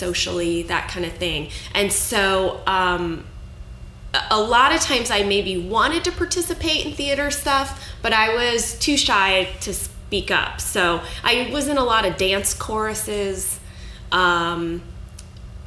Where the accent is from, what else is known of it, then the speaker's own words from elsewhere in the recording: St. Louis, Missouri, United States; also born or lived in Fort Wayne, Indiana; I grew up in St. Louis, Missouri. I was born in Fort Wayne, Indiana, but we moved away when I was about two. And I grew up, was raised in St. Louis, Missouri.